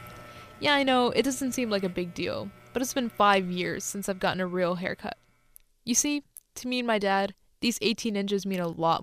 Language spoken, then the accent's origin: English; North Carolina, United States; I'm a second-generation Indian-American teenager. My parents immigrated to North Carolina before I was born, and I grew up here.